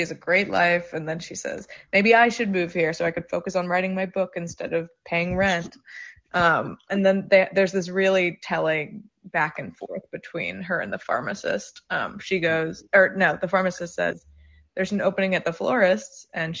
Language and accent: English; New York, United States; I'm from New York, and I've had weird sex